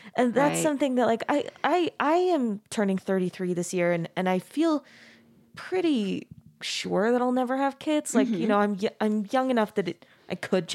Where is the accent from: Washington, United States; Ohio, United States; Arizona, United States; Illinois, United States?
Arizona, United States; Mesa; I grew up in Mesa, Arizona, which is also so Mormon